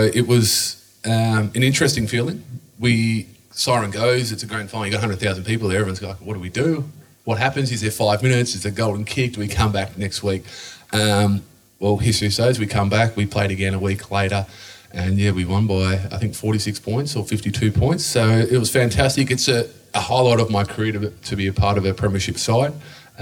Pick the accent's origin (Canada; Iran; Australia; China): Australia; We grew up on Plymouth Road around the corner